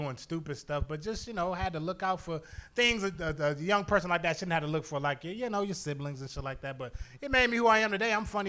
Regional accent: Toledo, Ohio, United States; moved away; I used to work in a window factory up in Toledo when I lived there. I'm born and raised in Toledo.

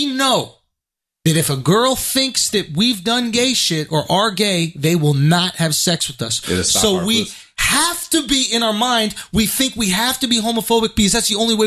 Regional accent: New York City, New York, United States; I grew up in New York City

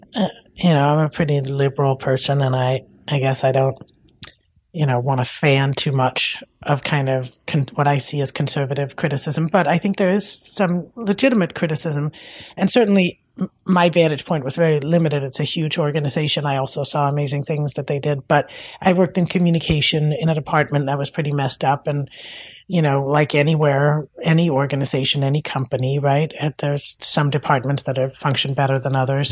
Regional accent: Denmark; English is a second language; moved away as an adult; now in United States; I'm from Denmark

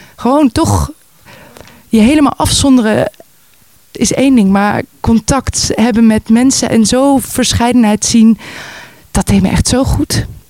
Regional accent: Voorburg, South Holland, Netherlands; moved away as an adult; also born or lived in Amsterdam; Geboren en opgegroeid in Nederland, zoals je kan horen. Eh, in Voorburg. In, dat is een klein dorpje wat grenst aan eh, Den Haag daar opgegroeid

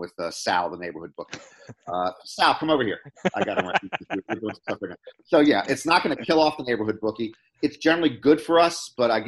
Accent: Washington, District of Columbia, United States; in Washington, D.C., my hometown

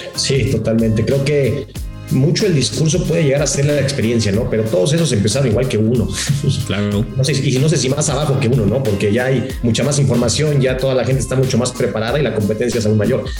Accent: Mexico; como, como mexicanos, como técnicos

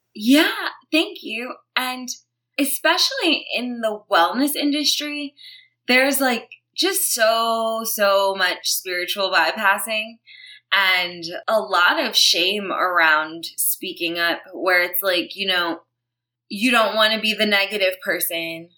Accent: New York City, New York, United States; moved away as an adult; now in Los Angeles, United States; I was born and raised in Brooklyn, New York. I lived there my whole life until I was probably about 26

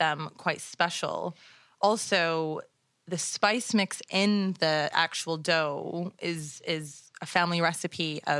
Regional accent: Toronto, Ontario, Canada; growing up in and around Toronto.

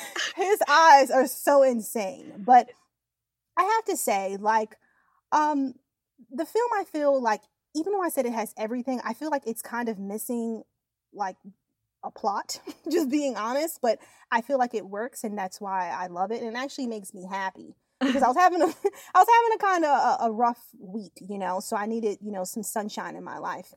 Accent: Yonkers, New York, United States; I'm actually from Yonkers, New York, and Yonkers is like right near the Bronx.

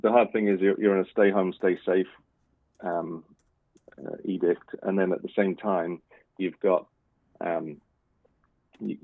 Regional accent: United Kingdom; moved away as an adult; now in Washington, United States; being a Brit

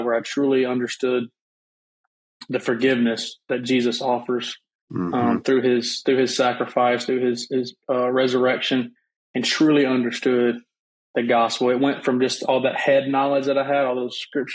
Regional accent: Auburn, Alabama, United States; moved away as an adult; now in West Monroe, United States; I'm originally born and raised in Auburn, Alabama, which is where my family was from as well.

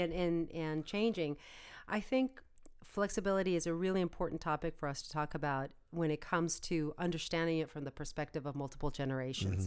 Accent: United States; as an American

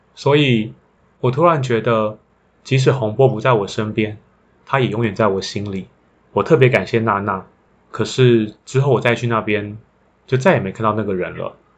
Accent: Taiwan; 如果要成为我的故乡，常住在那里，那我还是会选择台湾

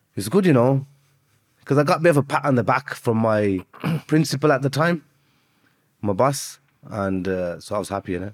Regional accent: Birmingham, West Midlands, United Kingdom; also born or lived in Azad Kashmir; I'm from Birmingham

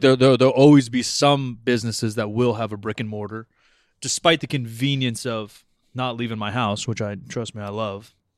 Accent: California, United States; we're from California

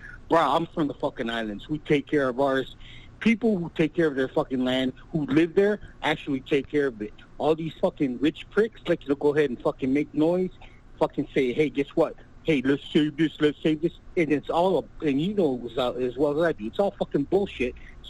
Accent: Palau; now in California, United States; I'm from Palau.

